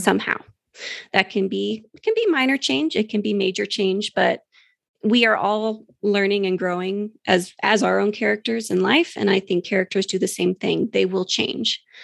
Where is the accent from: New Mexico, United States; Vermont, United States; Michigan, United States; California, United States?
New Mexico, United States; my home state of New Mexico, which I'm very familiar